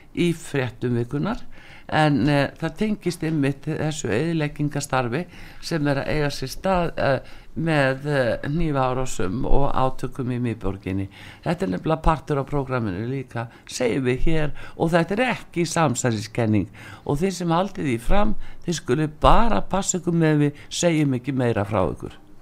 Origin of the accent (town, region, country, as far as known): Iceland